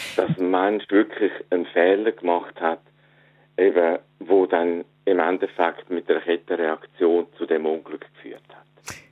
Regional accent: Switzerland; accent: Swiss German; also born or lived in East Frisia, Germany; now in Germany; ich rede Schweizerdeutsch

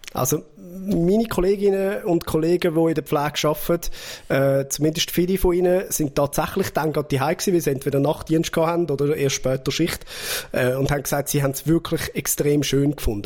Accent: Zurich, Switzerland; dass ich aus Zürich bin

